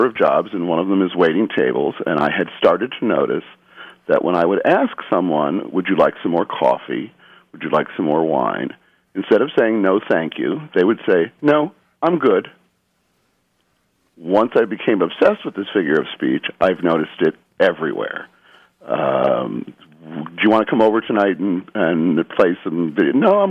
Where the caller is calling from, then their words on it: Underhill, Vermont, United States; I'm calling from Underhill, Vermont.